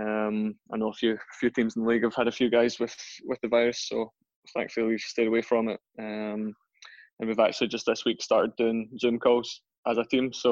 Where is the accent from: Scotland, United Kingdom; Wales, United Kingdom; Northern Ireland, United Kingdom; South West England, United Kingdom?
Scotland, United Kingdom; Gourock; I grew up in Gourock.